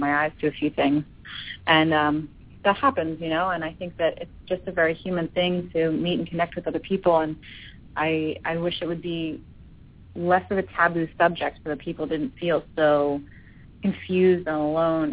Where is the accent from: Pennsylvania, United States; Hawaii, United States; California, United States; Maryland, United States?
Pennsylvania, United States; Philadelphia; moved away as an adult; now in Los Angeles, United States; It's always nice to be in my hometown